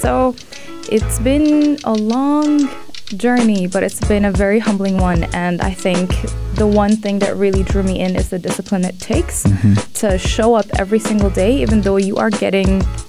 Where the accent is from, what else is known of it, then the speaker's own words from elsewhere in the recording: United Arab Emirates; represent the country in my hometown.